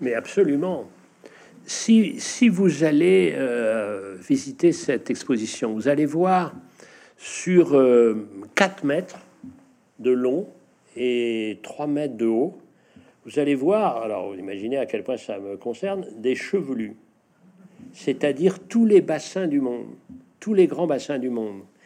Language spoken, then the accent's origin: French; northern Brittany, France; chez nous, en Bretagne Nord